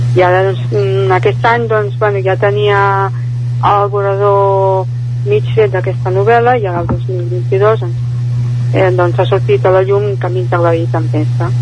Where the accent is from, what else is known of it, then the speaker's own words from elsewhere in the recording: Barcelona, Catalonia, Spain; moved away as an adult; now in Caldes de Montbui, Spain; jo soc nascuda a Barcelona, concretament al barri de Sants, però porto a Caldes des de l'any 1991